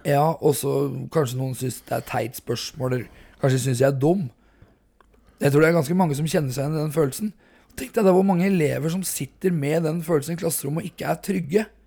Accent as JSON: {"language": "Norwegian", "town": "Hobøl", "region": "Østfold", "country": "Norway", "said": "45 år, fra Hobøl i Indre Østfold"}